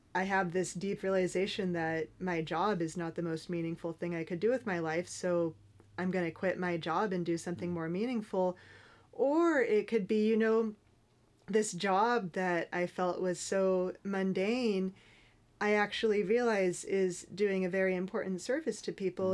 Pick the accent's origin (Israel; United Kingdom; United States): United States; Northern California; I grew up in Northern California